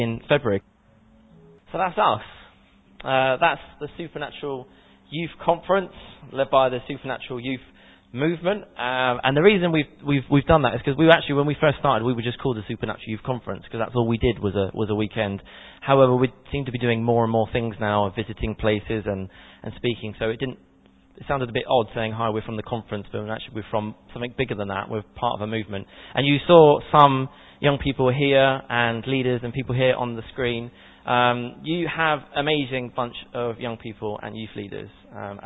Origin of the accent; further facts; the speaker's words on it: Portsmouth, South East England, United Kingdom; moved away as an adult; now in Woking, United Kingdom; I'm originally from Portsmouth, born and bred